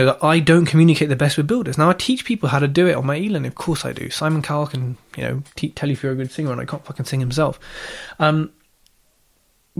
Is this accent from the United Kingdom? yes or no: yes; Southall, London, United Kingdom; moved away; I'm from Southall, so if I can go back and see the family